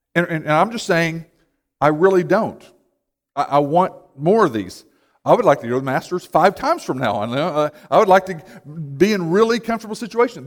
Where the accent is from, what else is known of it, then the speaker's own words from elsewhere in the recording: United States; we can identify more as American than we do with the gospel